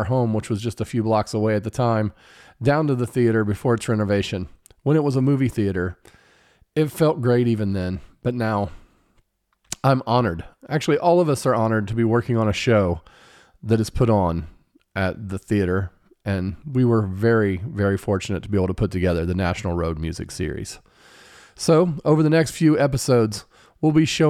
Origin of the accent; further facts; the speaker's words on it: Greenfield, Indiana, United States; here in my hometown